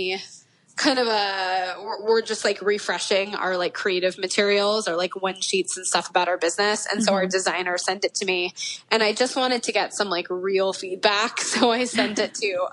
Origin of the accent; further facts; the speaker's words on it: Florida, United States; now in Los Angeles, United States; even though I'm from Florida. So even though I live